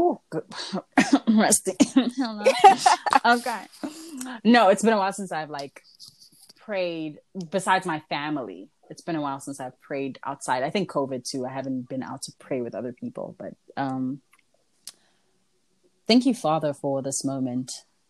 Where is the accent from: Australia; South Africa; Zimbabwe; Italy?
South Africa; also born or lived in Nigeria / Kenya; I am not South African, for those asking. I am Congolese. I was just raised in South Africa, Nigeria, Kenya, and a bunch of different places that I grew up